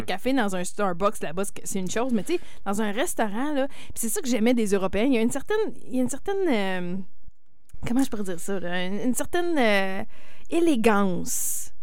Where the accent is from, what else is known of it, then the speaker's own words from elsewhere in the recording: Quebec, Canada; moved away; j'ai grandi au Québec